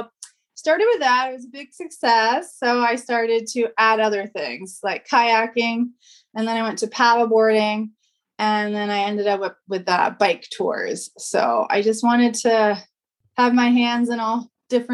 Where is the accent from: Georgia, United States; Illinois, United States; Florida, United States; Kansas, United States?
Florida, United States; Venice; moved away as an adult; now in St. Petersburg, United States; I grew up in Venice, Florida